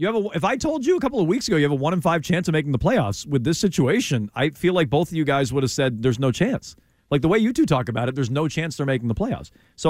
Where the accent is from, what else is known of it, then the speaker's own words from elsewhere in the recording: Vermont, United States; I'm from Vermont.